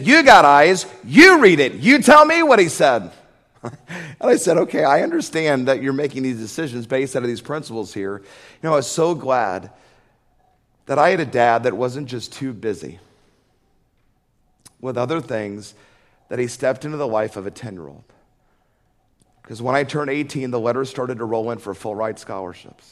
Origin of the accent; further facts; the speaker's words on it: Atlanta, Georgia, United States; I remember when I was 10, growing up in Atlanta